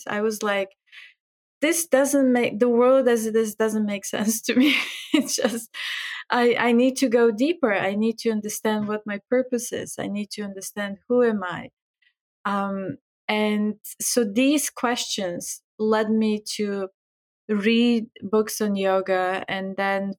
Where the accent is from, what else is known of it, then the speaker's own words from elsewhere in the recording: Bulgaria; moved away; I'm from Bulgaria. I was born there. I grew up there.